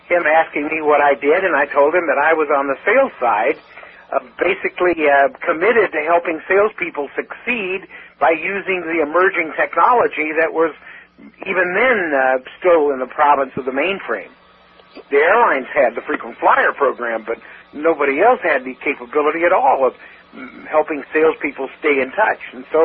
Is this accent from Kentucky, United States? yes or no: yes; Kentucky, United States; now in Seattle, United States